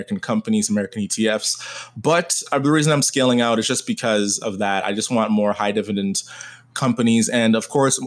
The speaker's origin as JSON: {"language": "English", "country": "Canada", "said": "I am Canadian"}